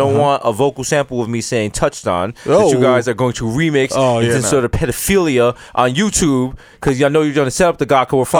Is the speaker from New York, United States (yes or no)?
yes; New York City, New York, United States; We're from the Bronx